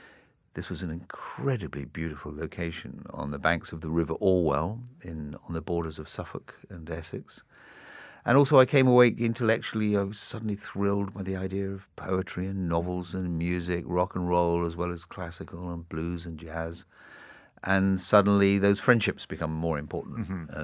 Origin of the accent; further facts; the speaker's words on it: Tripoli, Tripoli District, Libya; also born or lived in Singapore; I grew up partially in Singapore between the ages of 3 and 6, and then for the next 6 years in North Africa, in Libya, in Tripoli.